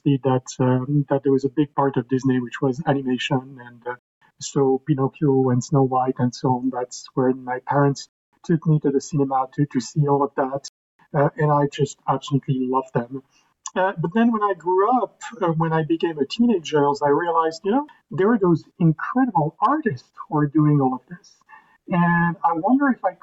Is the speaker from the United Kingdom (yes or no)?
no; Paris, Île-de-France, France; English is a second language; I was born in Paris, and I grew up in Paris, as you can probably hear from my accent.